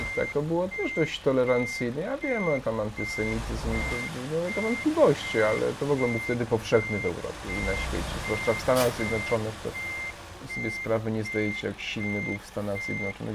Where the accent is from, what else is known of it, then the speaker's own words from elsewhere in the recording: Krówniki, Subcarpathian Voivodeship, Poland; moved away as an adult; also born or lived in Przemyśl / Kraków; wychowałem się na wsi, to jak byłby standard, nie? E, no, chodziłem, przyjąłem komunię, wiadomo, nie? i też zostałem ministrantem u nas. To w ogóle też ciekawa historia, bo u nas tam w miejscowości, w której pochodzę, Krówniki